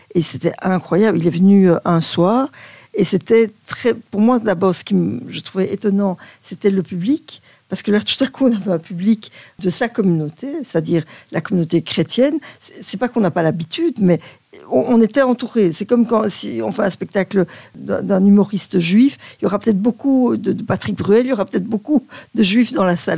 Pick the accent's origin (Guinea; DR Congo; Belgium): Belgium; chez nous, en Belgique, on, traîne un vieux complexe du Belge un peu